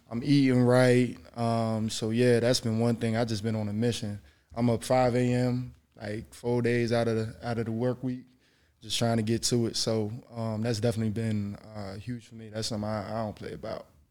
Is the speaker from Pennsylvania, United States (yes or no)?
yes; Philadelphia, Pennsylvania, United States; moved away as an adult; my family, we're from Philly